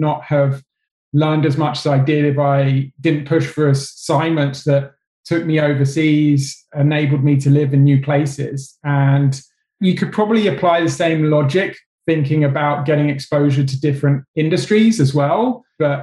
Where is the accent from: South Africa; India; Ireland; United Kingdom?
United Kingdom; England; I'm English